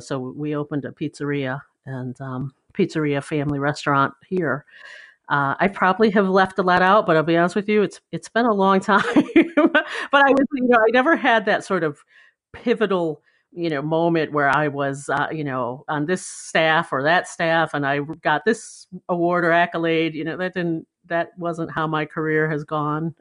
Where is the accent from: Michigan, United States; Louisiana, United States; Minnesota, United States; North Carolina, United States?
Michigan, United States; Ann Arbor; moved away; I grew up in Michigan, in, uh, southeastern Michigan in Ann Arbor